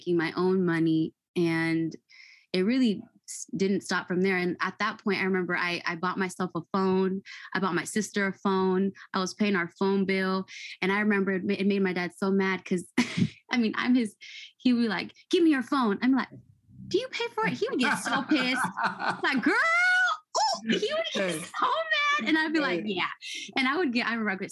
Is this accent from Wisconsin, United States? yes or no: no; Fairfield, California, United States; I grew up in Fairfield, California, in a really nice suburban area